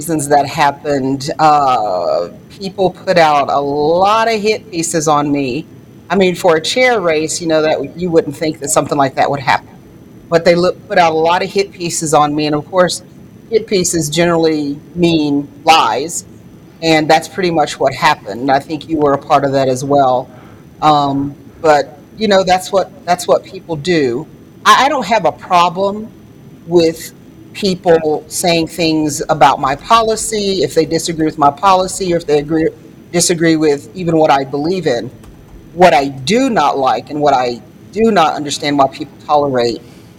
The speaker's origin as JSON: {"language": "English", "region": "North Carolina", "country": "United States", "accent": "Southern", "said": "I'm originally from North Carolina, and I know a lot of people say, \"Well, you don't have a North Carolina accent.\""}